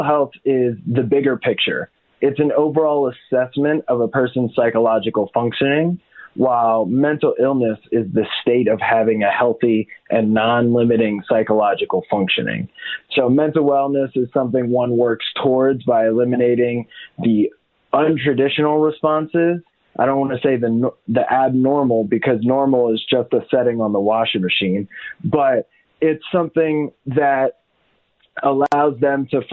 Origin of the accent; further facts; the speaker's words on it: Atlantic City, New Jersey, United States; I'm from Atlantic City, New Jersey